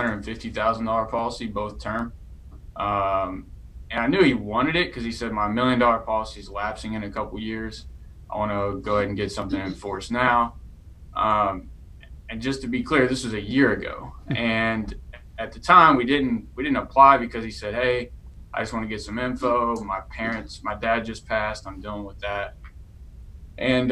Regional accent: East Texas, United States; I grew up in East Texas

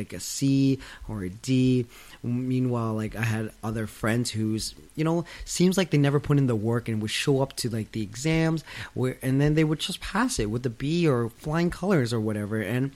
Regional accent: London, Ontario, Canada; I was born and raised in London, Ontario, 2 hours out of Toronto, Canada.

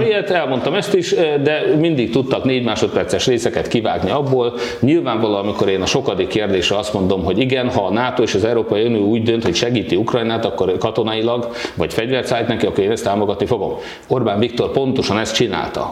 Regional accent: Hódmezővásárhely, Csongrád-Csanád, Hungary

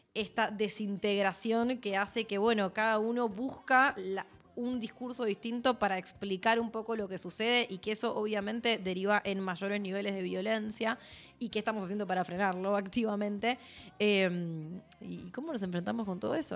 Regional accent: Argentina; como sociedad argentina

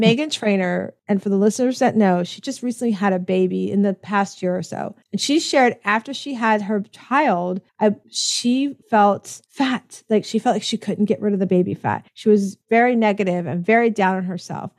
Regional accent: Tampa, Florida, United States; also born or lived in Connecticut; my hometown of, of Tampa, Florida

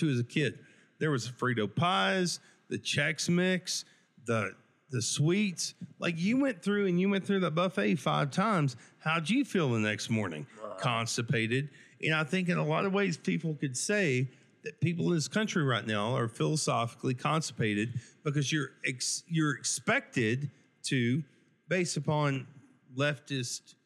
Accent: West Texas, United States; whenever I was raised here, we moved away from West Texas. We moved back

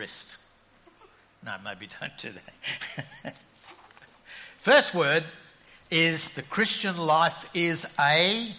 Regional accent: Brisbane, Queensland, Australia; when I grew up in Brisbane

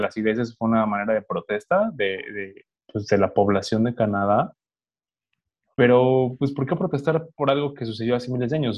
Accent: Mexico; como cualquier mexicano promedio

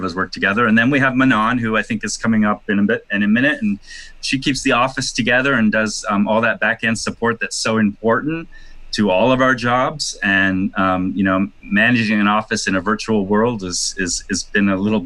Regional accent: Toronto, Ontario, Canada; also born or lived in New York City, United States; now in Los Angeles, United States; I'm Canadian, and I was actually planning to move back to Toronto

